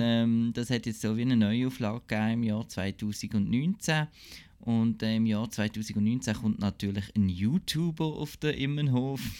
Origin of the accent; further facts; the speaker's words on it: Basel, Basel-Stadt, Switzerland; ich als Basler